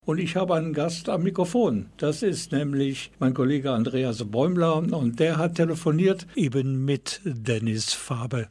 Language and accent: German; Krefeld, North Rhine-Westphalia, Germany; ich bin eine Kriwitsche Jung